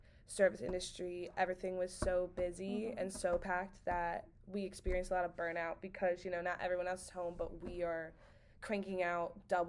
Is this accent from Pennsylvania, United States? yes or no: yes; Bucks County, Pennsylvania, United States; I'm from Bucks County, Pennsylvania.